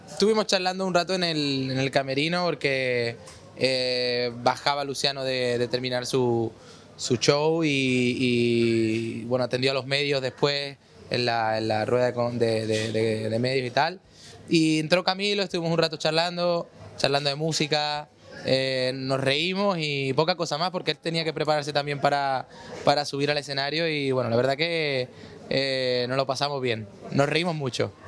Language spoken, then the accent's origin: Spanish; Córdoba, Andalusia, Spain; Yo soy cordobés, de España